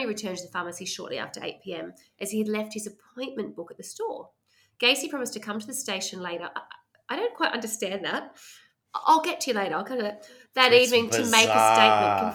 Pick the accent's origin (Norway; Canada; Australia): Australia; accent: Aussie Bogan; I couldn't sound like I'm more Aussie Bogan if I tried